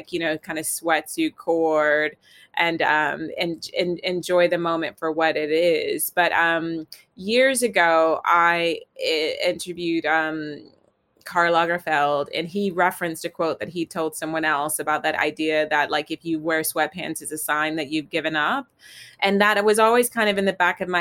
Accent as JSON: {"language": "English", "region": "Virginia", "country": "United States", "tie": "born or raised there", "said": "I grew up in the South in Virginia in the States"}